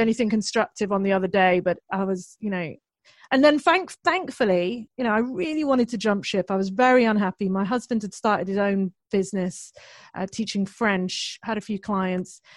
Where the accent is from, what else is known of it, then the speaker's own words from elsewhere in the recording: United Kingdom; I'm British